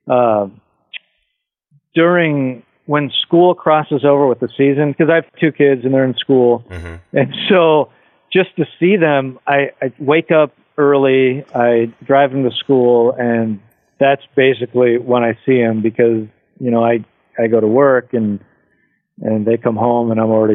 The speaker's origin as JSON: {"language": "English", "town": "Tacoma", "region": "Washington", "country": "United States", "tie": "born or raised there", "said": "I'm from Tacoma."}